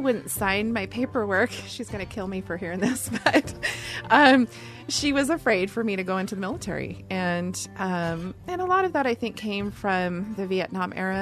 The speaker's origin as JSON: {"language": "English", "town": "Seattle", "region": "Washington", "country": "United States", "tie": "born or raised there", "said": "I'm from Seattle and born and raised there"}